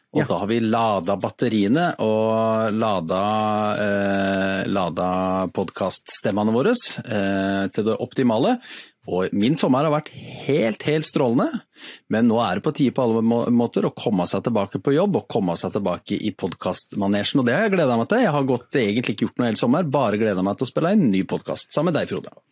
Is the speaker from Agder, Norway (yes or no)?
no; Sandefjord, Vestfold, Norway; now in Sørlandet, Norway; har jo vokst opp i Sandefjord